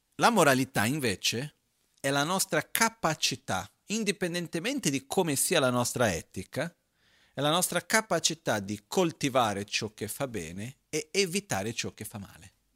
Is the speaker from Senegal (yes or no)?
no; Tibet, China; sono cresciuto in monastero in Tibet, nella eh, cultura tibetana